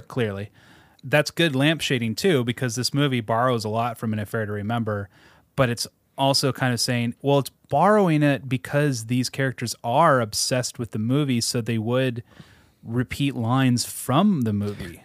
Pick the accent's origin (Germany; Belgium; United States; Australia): United States; Seattle suburbs, Washington; I grew up in the Seattle suburbs